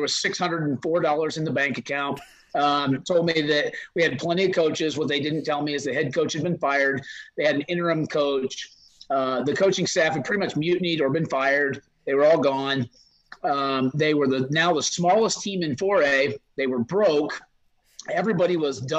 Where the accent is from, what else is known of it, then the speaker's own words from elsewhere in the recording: Midwest, United States; moved away as an adult; also born or lived in the South; now in Idaho, United States; as a Midwesterner